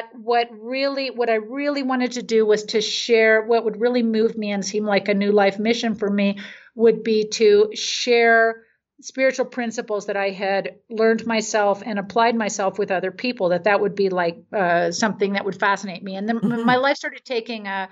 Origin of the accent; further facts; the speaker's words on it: Marin County, California, United States; moved away as an adult; also born or lived in San Francisco, California; now in Mexico; I grew up in Marin County